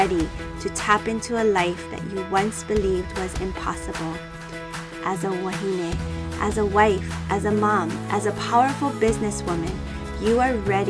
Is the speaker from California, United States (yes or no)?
no; Oahu, Hawaii, United States; I grew up in Oahu